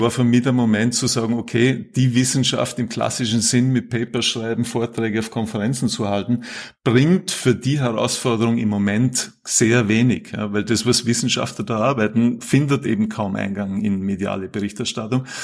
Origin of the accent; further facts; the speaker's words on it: Vorarlberg, Austria; moved away as an adult; also born or lived in Salzburg; now in Vienna, Austria; Ich bin ursprünglich Vorarlberger, habe dann lang in Salzburg gelebt, Studium Zivildienst dort gemacht und bin seit mittlerweile gut 20 Jahren in Wien